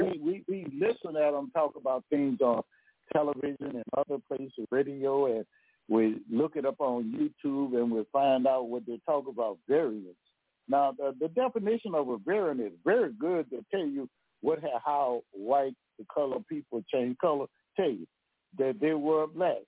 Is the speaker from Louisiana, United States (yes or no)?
yes; Louisiana, United States